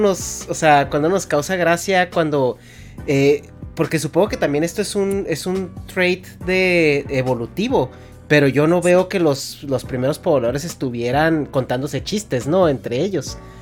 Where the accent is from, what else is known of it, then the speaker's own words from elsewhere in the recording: Mexico; moved away; yo siendo mexicano, cada vez que regreso a mi México